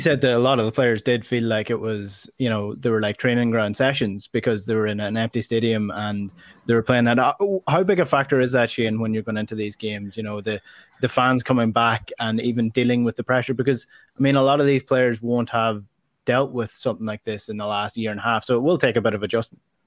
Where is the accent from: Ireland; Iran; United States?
Ireland; Donegal, Ulster; I grew up in Donegal